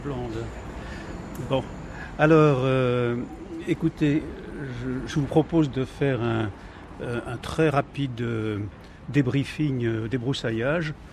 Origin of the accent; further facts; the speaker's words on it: Paris, Île-de-France, France; je suis parisien